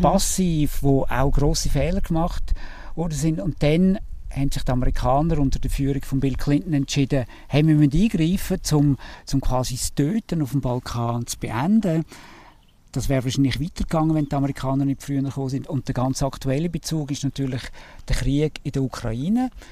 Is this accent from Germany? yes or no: no; Switzerland; als Schweizer